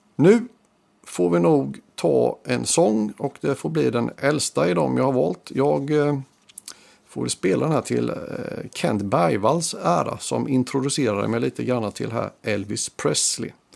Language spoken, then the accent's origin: Swedish; Sweden; har en gång i tiden vuxit upp i Rustnäs